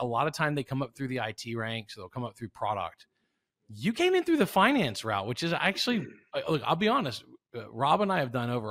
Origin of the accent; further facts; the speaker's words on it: South Louisiana, United States; I grew up in South Louisiana in the early